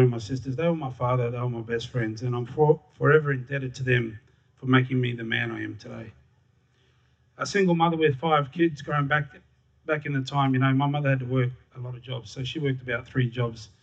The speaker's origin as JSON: {"language": "English", "town": "Darwin", "region": "Northern Territory", "country": "Australia", "tie": "born or raised there", "said": "I was born and raised in Larrakia land in Darwin, just down the road at the old hospital."}